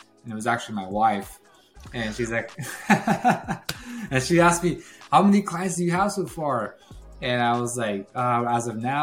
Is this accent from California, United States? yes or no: yes; Watsonville, California, United States; moved away as an adult; now in Bakersfield, United States; I lived in Watsonville, California. It's where I was born and raised. And lived there basically all until high school